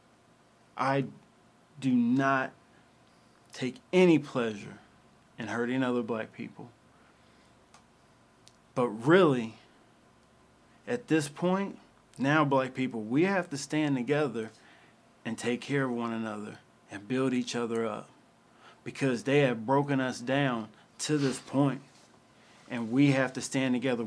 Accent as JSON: {"language": "English", "town": "Louisville", "region": "Kentucky", "country": "United States", "tie": "born or raised there", "said": "I grew up in Louisville, Kentucky. That's where I'm from"}